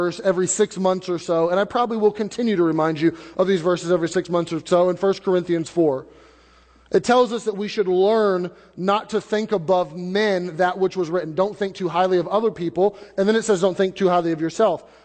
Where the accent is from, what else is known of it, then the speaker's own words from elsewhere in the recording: United States; where we've been born and we're American citizens